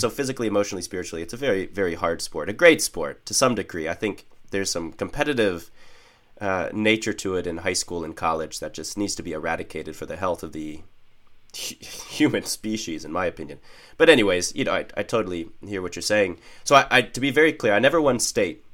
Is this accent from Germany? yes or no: no; Northeast Ohio, United States; I was raised in Northeast Ohio